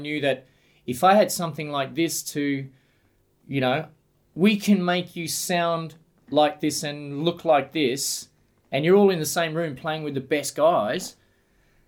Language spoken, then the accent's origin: English; Sunshine Coast, Queensland, Australia; moved away as an adult; also born or lived in Brisbane; now in Adelaide, Australia; I myself got here in the late 80s, and I'm from the Sunshine Coast